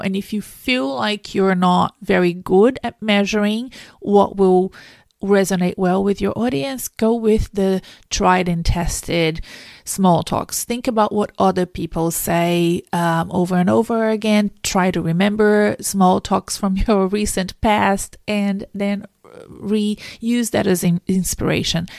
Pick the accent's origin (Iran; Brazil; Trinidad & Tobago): Brazil; English is a second language; moved away as an adult; now in Melbourne, Australia; I wasn't born in Australia. I've been here for twenty years. I'm from South America. I'm from Brazil originally